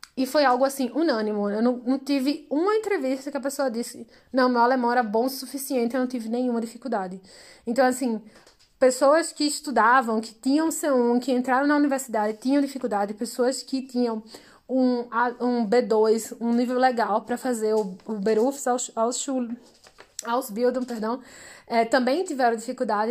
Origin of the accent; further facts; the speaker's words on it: Brazil; somos brasileiros, temos outro tipo de diploma